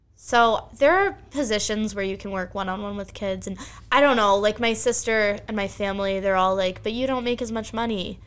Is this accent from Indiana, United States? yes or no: no; Bucks County, Pennsylvania, United States; I grew up in Bucks County, Pennsylvania